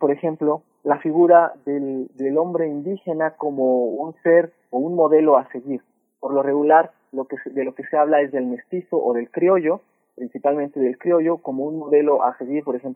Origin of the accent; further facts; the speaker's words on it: Mexico; a lo que nosotros queríamos que pasara para definirnos como, como este, mexicanos, que eso también es mitificar hasta cierto punto la historia, ¿no?